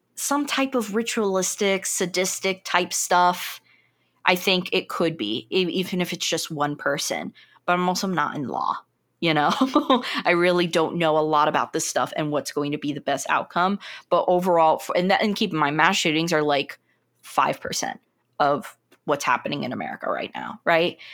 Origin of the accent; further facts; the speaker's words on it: United States; being an American